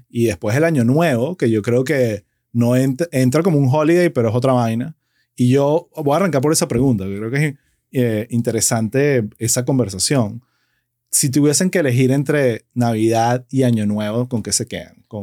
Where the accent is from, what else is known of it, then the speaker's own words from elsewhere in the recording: Venezuela; Tú sabes que como buen venezolano, la palabra decembrina cambió gracias a la noticia